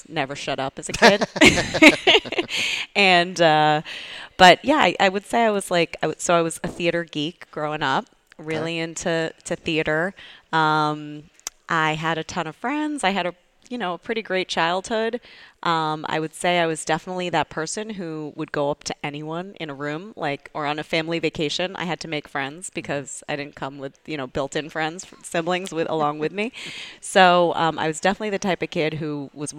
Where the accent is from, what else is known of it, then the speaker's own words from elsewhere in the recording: Needham, Massachusetts, United States; also born or lived in New York City; I grew up outside of Boston, Needham, Massachusetts